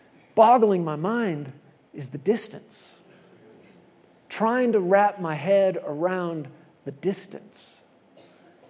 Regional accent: Texas, United States; moved away as an adult; I grew up in Texas and not out in the country or anything. We were there in the city, suburbs

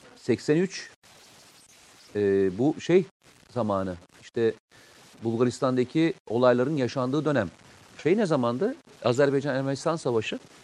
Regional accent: Samsun, Turkey; Ben Samsunluyum.

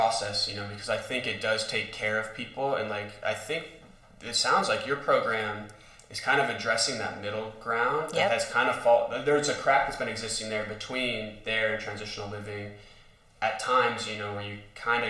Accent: Montana, United States; now in Kenai, United States; I grew up in Montana

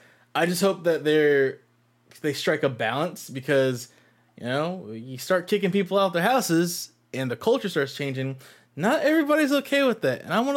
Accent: Texas, United States; my hometown in Texas

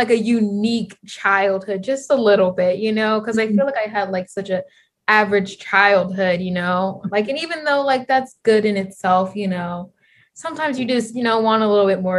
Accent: California, United States; I grew up in California, so we definitely had like the suburban lifestyle.

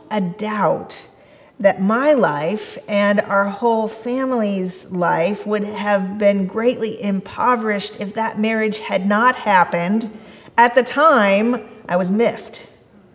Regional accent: Kansas City, United States; I came from the Midwest. My church was in Kansas City. That's where I grew up

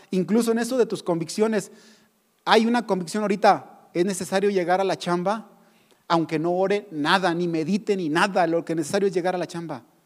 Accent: Mexico; nosotros como mexicanos

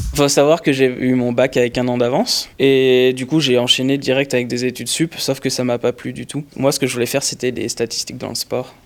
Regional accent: Lyon, Auvergne-Rhône-Alpes, France; moved away as an adult; now in Paris, France; je viens de Lyon, j'étais à Lyon l'année dernière et je me suis dit, je vais aller sur Paris

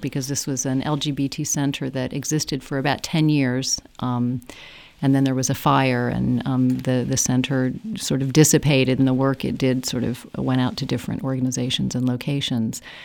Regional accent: United States; moved away as an adult; now in Ireland; growing up as an American and being, um, a humanist in the United States.

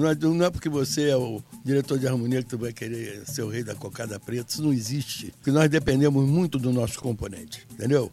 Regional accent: Rio de Janeiro, Brazil; Eu sou nascido e criado em Ramos

